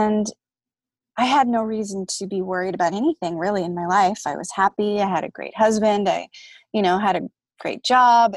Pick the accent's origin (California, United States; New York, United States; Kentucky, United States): California, United States; San Diego; moved away as an adult; now in New Hampshire, United States; I am from Southern California, and I've lived in New Hampshire now since 2002